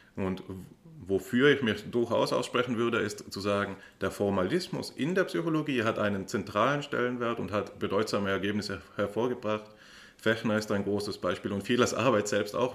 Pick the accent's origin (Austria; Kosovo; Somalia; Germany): Austria; mir als Österreicher